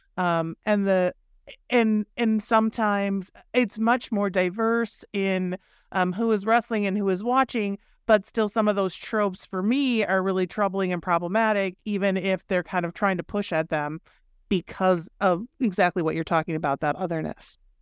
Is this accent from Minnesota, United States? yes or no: yes; Minnesota, United States; I grew up in Minnesota